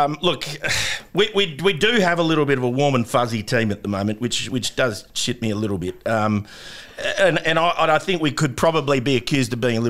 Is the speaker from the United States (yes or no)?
no; Perth, Western Australia, Australia; moved away; also born or lived in Sydney; he didn't obviously know that I was actually from Perth.